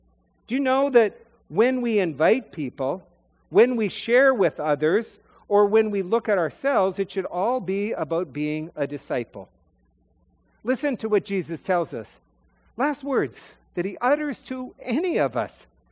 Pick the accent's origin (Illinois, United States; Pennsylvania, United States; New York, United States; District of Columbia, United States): Pennsylvania, United States; Philadelphia; "Yeah, no, I'm from Philadelphia. I don't really care. I don't care about the Celtics."